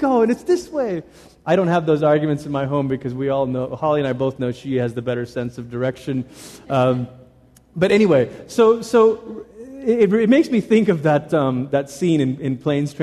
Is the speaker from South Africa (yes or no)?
no; Malaysia; now in United States; I grew up in Malaysia